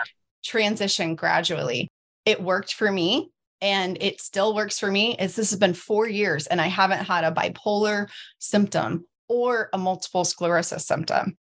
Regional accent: Southeast Missouri, United States; I'm from Southeast Missouri. And that's how all of us look.

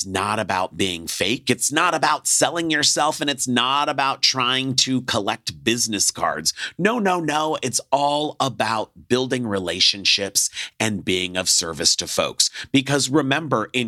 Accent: Los Angeles, California, United States; I'm from Los Angeles

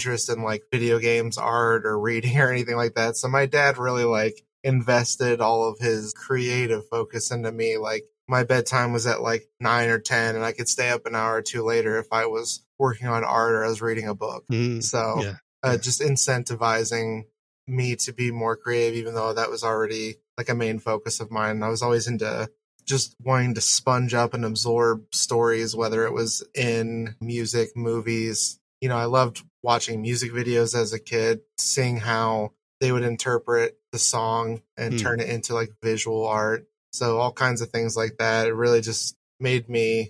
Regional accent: Ohio, United States; Just a simple Midwest boy. I was born and raised in Ohio

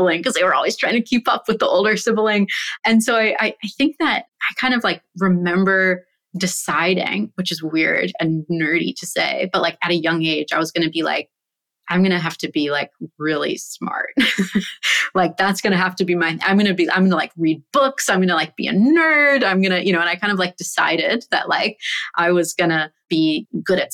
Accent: San Francisco, California, United States; I grew up in San Francisco and have an older sister

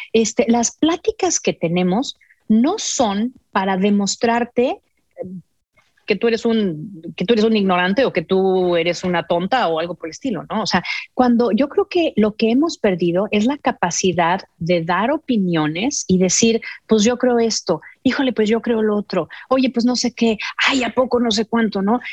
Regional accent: Mexico; moved away; soy mexicana

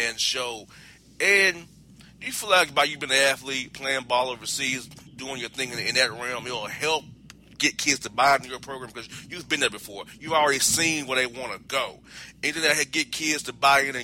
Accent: Florida, United States; down there in Florida, my home state.

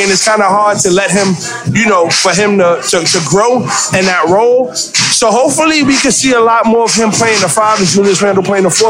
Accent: New York, United States; I'm from the Bronx, so I'm by default a Knicks fan.

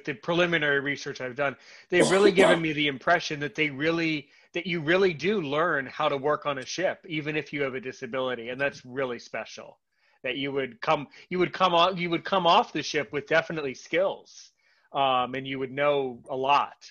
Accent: United States; right now I'm American

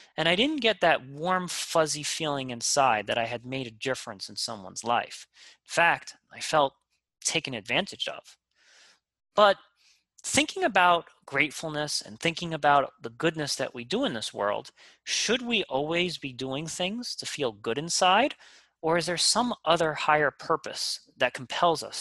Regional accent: New York City, New York, United States; Growing up in Queens, I used to frequent a local CVS for groceries

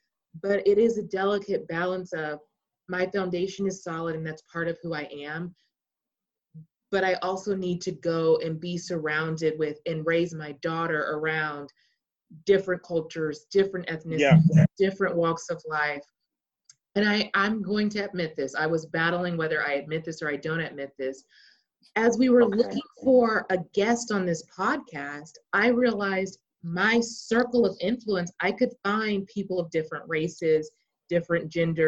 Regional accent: Texas, United States; staying with all of us being Texan, I think you can understand this, staying in this very conservative country. I mean, I live across the street from a horse farm, okay? Stereotypical Texas life.

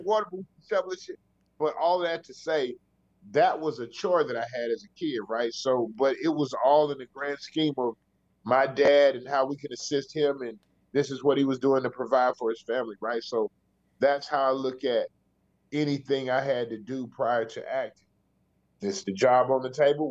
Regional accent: the South, United States; it's rough growing up in the South

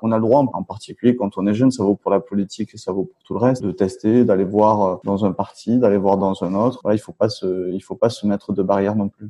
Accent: Toulouse, Occitania, France; je suis élu à Toulouse et je viens de Toulouse

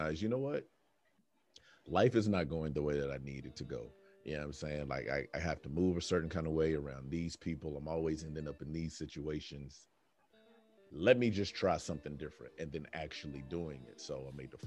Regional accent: Oklahoma, United States; now in Texas, United States; I was born in Texas, but then I really kind of grew up in Oklahoma for like the important years

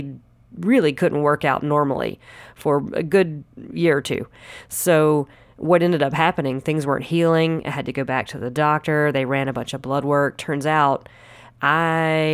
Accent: Anderson, South Carolina, United States; moved away as an adult; now in Los Angeles, United States; I am originally from Anderson, South Carolina, home and land of all the fried foods

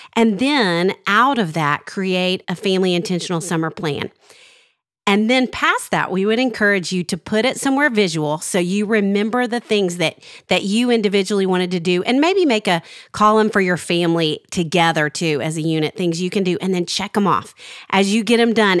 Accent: Arkansas, United States; growing up in Arkansas

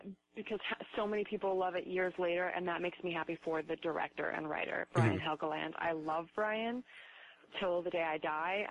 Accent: Reno, Nevada, United States; I grew up in Reno

